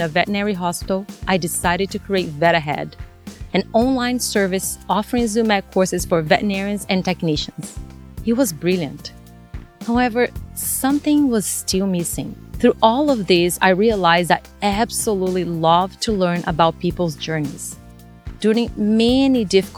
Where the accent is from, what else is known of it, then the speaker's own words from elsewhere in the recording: Brazil; English is a second language; moved away as an adult; now in United States; English, it's not my first language. I was born and raised in Brazil.